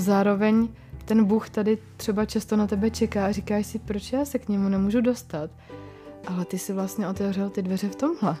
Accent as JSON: {"language": "Czech", "country": "Czechia", "said": "my jsme i Češi takový jako ateisti"}